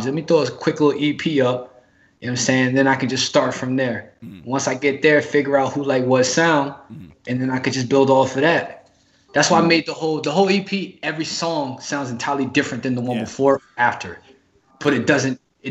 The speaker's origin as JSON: {"language": "English", "town": "Newark", "region": "New Jersey", "country": "United States", "said": "I'm from Newark, New Jersey."}